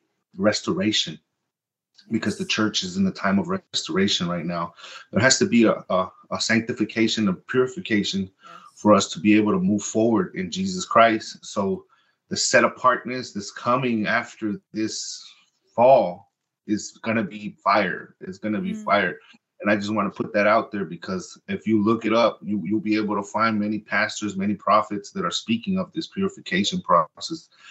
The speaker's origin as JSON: {"language": "English", "town": "Compton", "region": "California", "country": "United States", "tie": "born or raised there", "also_born_or_lived": "Lynwood, California", "first_language": "Spanish", "second_language": "English", "moved": "yes", "lives_now": "Nashville, United States", "said": "I grew up in Compton. I was born and raised in Martin Luther King Hospital. My life has been between Compton and Linwood"}